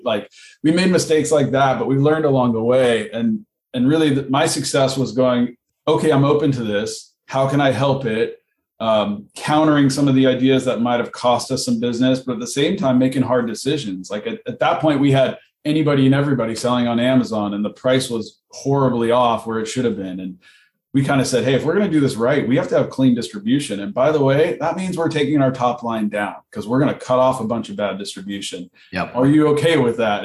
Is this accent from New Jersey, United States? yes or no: no; Southern California, United States; I grew up in Southern California. I was a surfer